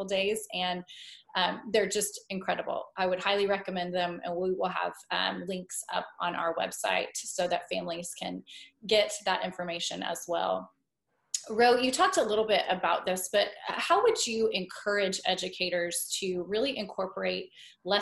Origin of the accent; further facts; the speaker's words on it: Oklahoma City, Oklahoma, United States; I grew up in Oklahoma City